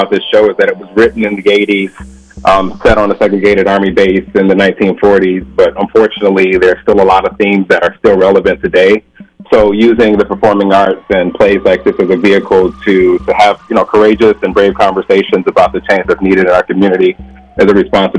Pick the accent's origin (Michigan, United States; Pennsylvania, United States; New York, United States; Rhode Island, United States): Michigan, United States; Detroit; moved away as an adult; also born or lived in Twin Cities, Minnesota; now in Saint Paul, United States; I'm originally from Detroit, Michigan. I've been here a little over a year.